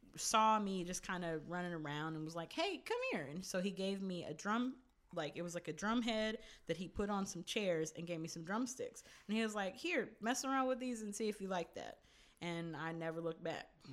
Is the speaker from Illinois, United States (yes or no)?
no; California, United States; also born or lived in New York / New Jersey; I grew up out here for the most part